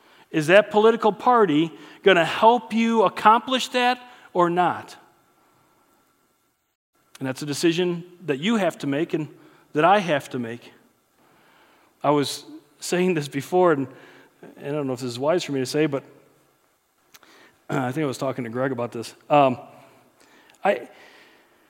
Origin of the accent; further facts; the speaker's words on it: United States; growing up in the United States